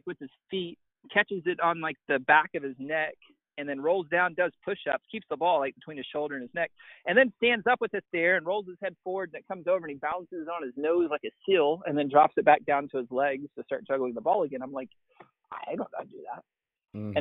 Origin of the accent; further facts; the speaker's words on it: East Texas, United States; grew up just normal dude, like in East Texas, not that big of a deal